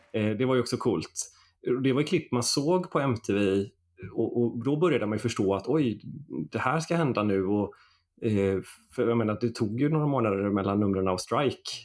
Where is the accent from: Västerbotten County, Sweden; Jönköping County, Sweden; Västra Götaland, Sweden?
Västra Götaland, Sweden; Stenkullen; also born or lived in Floda; jag är uppväxt här i Floda, eller ja. Stenkullen då, och bor i Floda nu, utanför Göteborg